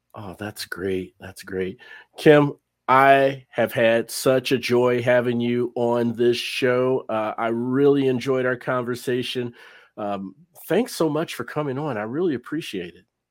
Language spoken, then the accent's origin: English; Cincinnati, Ohio, United States; moved away as an adult; now in North Texas, United States; I'm from Cincinnati, Ohio